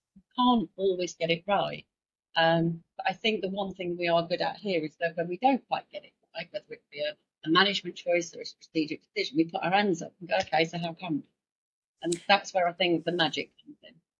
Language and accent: English; Yorkshire and the Humber, United Kingdom; I'm from Yorkshire